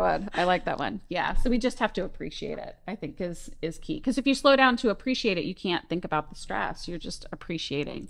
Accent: Orlando, Florida, United States; now in Ocean Springs, United States; I'm from Florida, from Orlando area

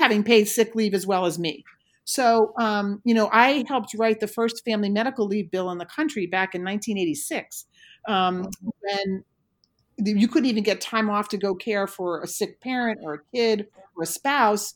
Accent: Maine, United States; I'm a lobster girl because I'm from Maine

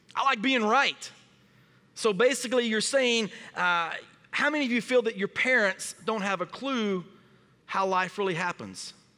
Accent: Springdale, Arkansas, United States; moved away as an adult; now in Wisconsin, United States; we are from Northwest Arkansas, p, a town called Springdale

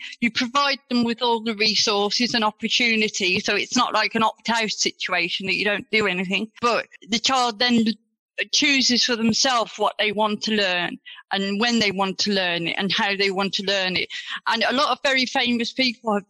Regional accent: Black Country, West Midlands, United Kingdom; accent: yam yam; also born or lived in Greece; I was born and raised in the Black Country all my life

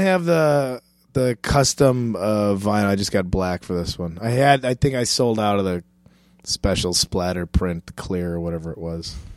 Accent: Chicago, Illinois, United States; moved away; Chicago's my hometown

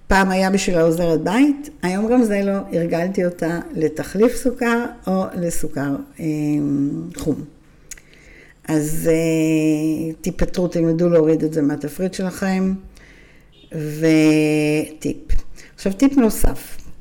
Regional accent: Israel; אנחנו ישראלים

